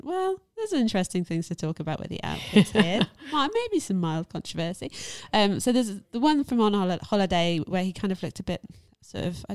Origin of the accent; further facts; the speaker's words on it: England, United Kingdom; I am English